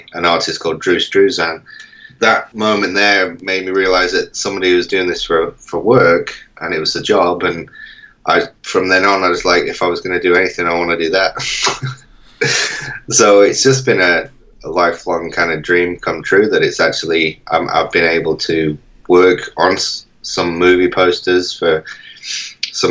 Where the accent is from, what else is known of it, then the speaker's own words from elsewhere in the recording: Manchester, North West England, United Kingdom; I was born in Manchester and grew up there for most of my life